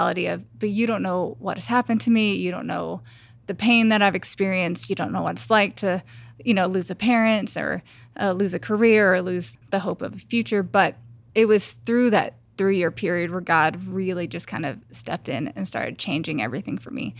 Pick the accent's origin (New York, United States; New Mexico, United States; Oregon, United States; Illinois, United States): New Mexico, United States; moved away as an adult; also born or lived in Los Angeles; I grew up in New Mexico, and then after college, I moved to Los Angeles, and so I lived there for 10 years